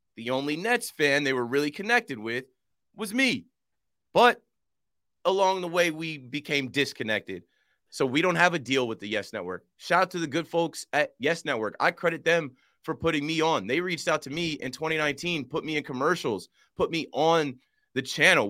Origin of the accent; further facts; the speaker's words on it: Monmouth County, New Jersey, United States; I'm from Monmouth County, where a lot of Jewish people from Brooklyn come down and vacation in the summer.